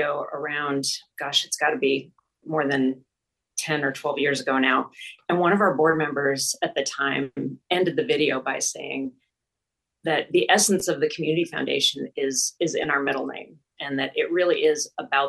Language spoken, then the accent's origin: English; Midwest, United States; moved away as an adult; also born or lived in Baltimore / Washington, District of Columbia, United States / Seattle; now in Bellingham, United States; I'm originally from the Midwest